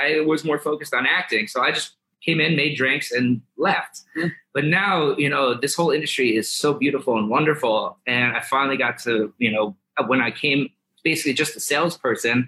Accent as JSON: {"language": "English", "region": "New York", "country": "United States", "said": "I'm from New York"}